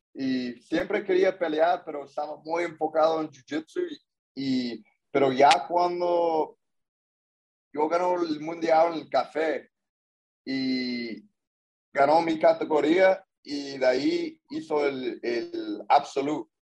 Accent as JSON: {"language": "Spanish", "town": "Corona", "region": "California", "country": "United States", "tie": "born or raised there", "said": "yo nací ya en Corona, California"}